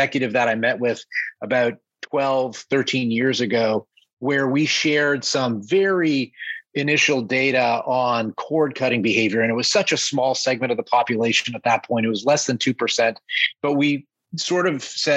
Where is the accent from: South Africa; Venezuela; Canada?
Canada; moved away as an adult; now in New York City, United States; I grew up in Canada as a Toronto Maple Leafs fan